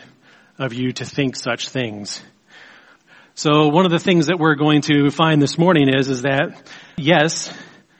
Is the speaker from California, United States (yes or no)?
no; Baltimore, Maryland, United States; I grew up in Baltimore, Maryland.